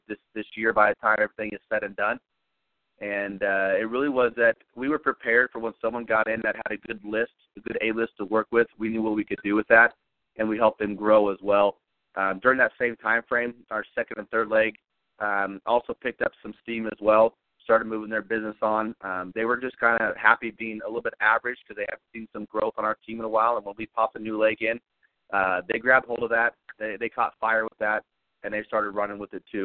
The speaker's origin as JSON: {"language": "English", "region": "California", "country": "United States", "also_born_or_lived": "Kansas City area", "moved": "as an adult", "said": "I'm originally from California, and I came out to basically the Kansas City area on a full football scholarship."}